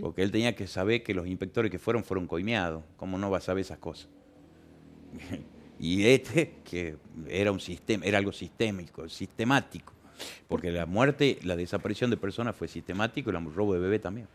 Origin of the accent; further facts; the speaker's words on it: Argentina; Somos argentinos